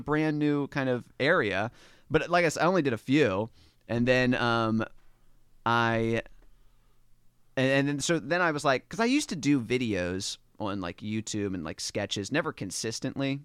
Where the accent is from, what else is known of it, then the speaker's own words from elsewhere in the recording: Dundalk, Maryland, United States; moved away as an adult; also born or lived in New York City; I'm from Dundalk, Maryland, um, which is, like, right outside of Baltimore City